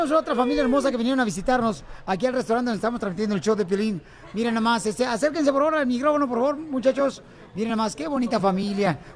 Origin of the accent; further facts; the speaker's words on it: Mexico City, Mexico; De la Ciudad de México.